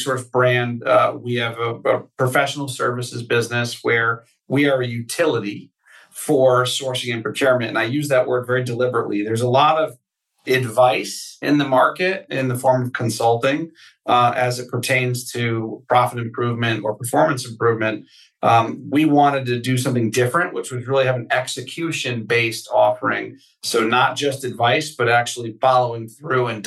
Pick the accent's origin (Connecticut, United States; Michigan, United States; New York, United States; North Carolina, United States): Connecticut, United States; I grew up in Connecticut